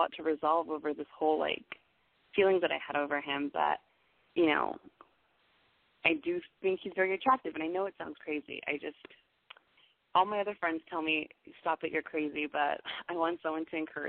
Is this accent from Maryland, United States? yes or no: no; Los Angeles, California, United States; Because I'm originally from Los Angeles. I was born and raised there.